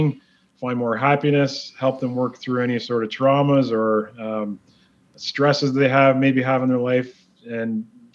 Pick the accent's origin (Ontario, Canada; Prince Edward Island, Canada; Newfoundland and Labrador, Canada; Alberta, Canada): Ontario, Canada; Mississauga; just west of Toronto, Canada, Mississauga, and just the little community in that was called Lauren Park. So I was lucky. I grew up in a really nice neighborhood